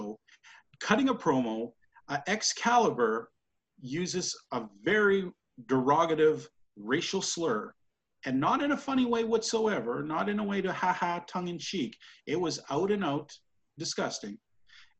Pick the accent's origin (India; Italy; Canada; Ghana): Canada; I'm a Canadian